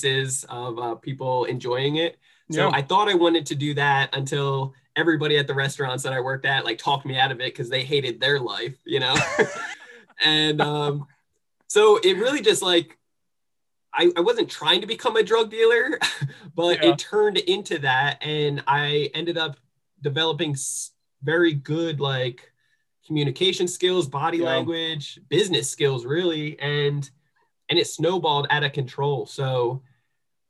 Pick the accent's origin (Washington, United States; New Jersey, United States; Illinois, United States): New Jersey, United States; moved away; also born or lived in San Diego; I'm from New Jersey